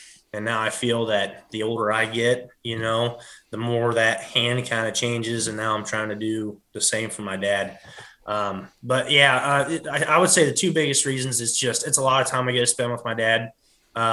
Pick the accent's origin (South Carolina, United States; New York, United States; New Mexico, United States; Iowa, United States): Iowa, United States; Denmark; I'm from Lee County, Iowa, more particular little small town called Denmark.